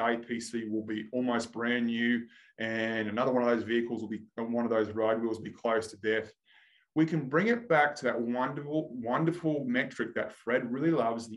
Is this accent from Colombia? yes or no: no; Australia; I'm Australian